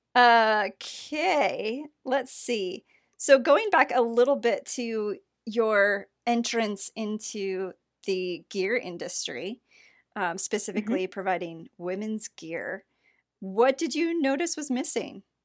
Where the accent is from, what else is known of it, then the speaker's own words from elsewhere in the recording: South Central Michigan, United States; I grew up South Central